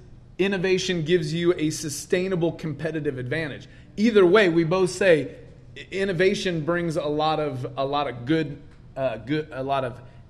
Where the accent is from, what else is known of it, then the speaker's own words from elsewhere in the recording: Utah, United States; I'm from Utah.